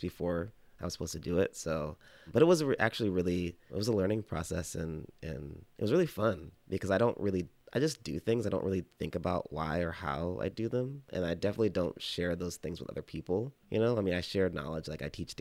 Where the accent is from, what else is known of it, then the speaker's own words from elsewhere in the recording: Texas, United States; also born or lived in Oklahoma; I grew up in Texas and Oklahoma